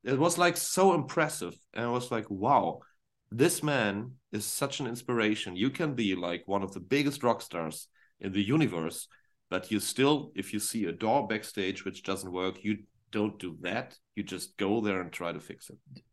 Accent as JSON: {"language": "English", "region": "Northern Germany", "country": "Germany", "second_language": "English", "said": "for us Germans, when I'm, I'm from the north"}